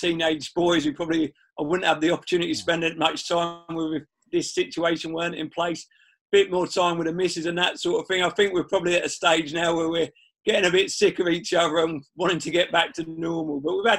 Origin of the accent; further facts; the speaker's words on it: Cambridge, East of England, United Kingdom; and I'm from Cambridge, so it gave me the opportunity to move back, which we were looking to move back to the area.